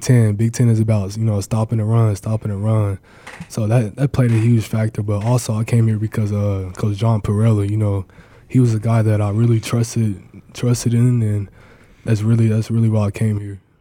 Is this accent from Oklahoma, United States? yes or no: yes; Mustang, Oklahoma, United States; moved away as an adult; now in Nebraska, United States; my home state